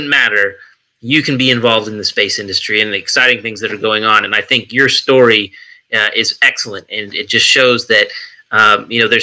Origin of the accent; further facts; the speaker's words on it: California, United States; moved away; I'm originally from California